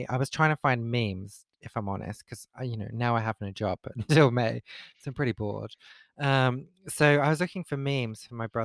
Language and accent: English; East of England, United Kingdom; so we're both from Essex, okay? And I know my accent has changed somewhat over the years, uh, and I can kind of switch it back if I need to.